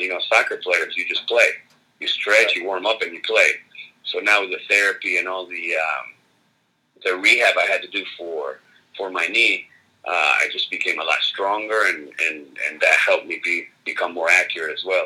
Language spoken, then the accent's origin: English; LaBelle, Florida, United States; also born or lived in Argentina; I grew up in Florida. I got Fort Myers there, La Belle, so it's uh, two and a half hours south of Tampa